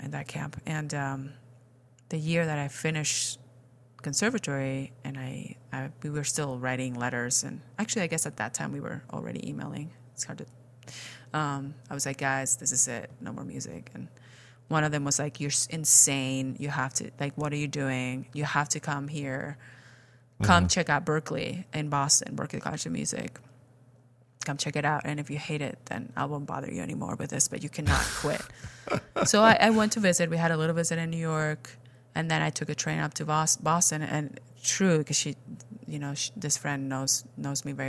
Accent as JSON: {"language": "English", "country": "Spain", "tie": "born or raised there", "second_language": "English", "moved": "as an adult", "said": "I was born and raised in Spain"}